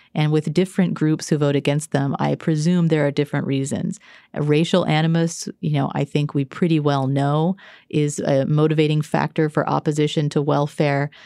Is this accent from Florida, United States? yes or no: no; Texas, United States; I grew up in Texas